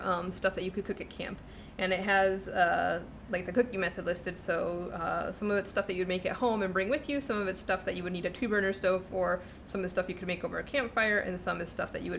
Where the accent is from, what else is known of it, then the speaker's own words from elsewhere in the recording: Illinois, United States; also born or lived in Chicago; growing up in Illinois